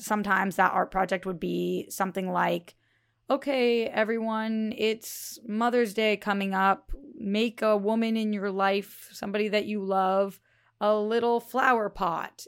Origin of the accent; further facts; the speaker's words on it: Northeast, United States; growing up in the Northeast where it was freezing